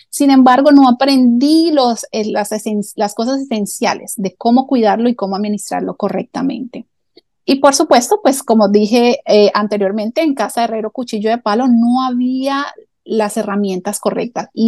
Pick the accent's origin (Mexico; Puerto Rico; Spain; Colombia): Colombia; now in United States; soy colombiana, ¿ok? … Eh, y bueno, ya llevo más de 26 años viviendo aquí en Estados Unidos